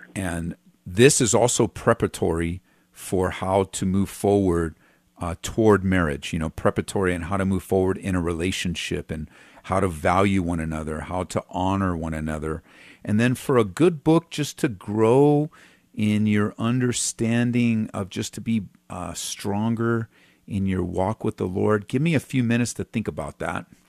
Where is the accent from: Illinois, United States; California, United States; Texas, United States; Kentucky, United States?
California, United States; I was from California, grew up there, um, went to Calvary Chapel Downey